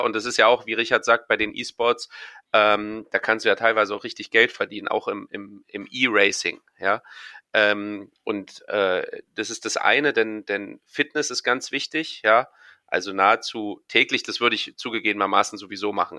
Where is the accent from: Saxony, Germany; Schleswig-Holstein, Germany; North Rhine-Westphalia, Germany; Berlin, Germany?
Berlin, Germany; für mich äh, als Berliner